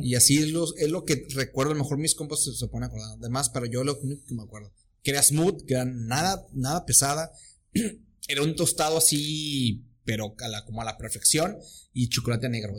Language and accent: Spanish; Mexico; Venimos de México